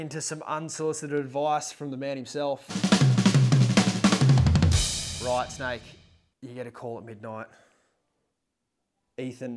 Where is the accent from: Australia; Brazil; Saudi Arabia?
Australia; Gold Coast, Queensland; I'm from the Gold Coast.